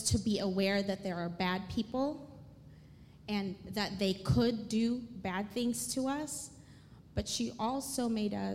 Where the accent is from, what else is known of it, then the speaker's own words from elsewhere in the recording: Philippines; moved away as an adult; I grew up in the Philippines. I lived there until I was 19 and something.